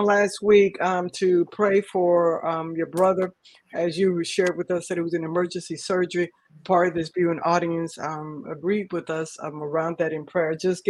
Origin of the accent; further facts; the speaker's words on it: Texas, United States; from Texas.